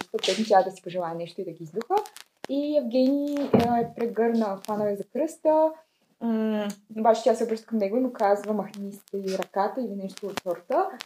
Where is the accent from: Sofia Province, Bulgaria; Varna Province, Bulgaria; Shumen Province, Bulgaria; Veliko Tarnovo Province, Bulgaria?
Shumen Province, Bulgaria; Shumen; от Шумен съм. 32 години йога учител.